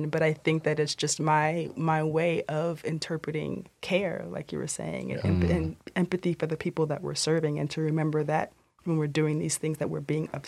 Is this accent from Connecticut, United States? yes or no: no; Orlando, Florida, United States; also born or lived in Miami; I was raised in Orlando, between Orlando and Miami